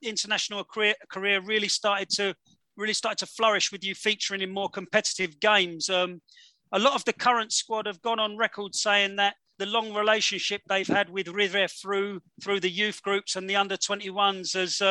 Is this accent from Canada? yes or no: no; England, United Kingdom; four English blokes